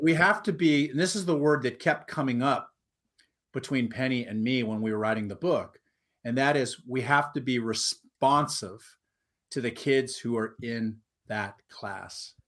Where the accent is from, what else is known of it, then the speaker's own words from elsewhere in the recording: Huntington Beach, California, United States; also born or lived in Anaheim / New York; I grew up in Huntington Beach, California